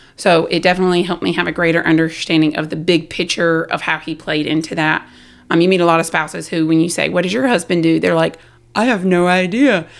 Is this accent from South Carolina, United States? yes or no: yes; South Carolina, United States; moved away; I was from South Carolina